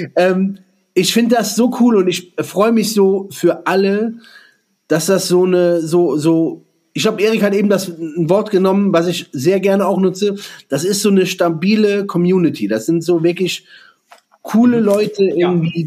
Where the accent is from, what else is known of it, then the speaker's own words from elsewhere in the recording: Germany; hier bei uns in Deutschland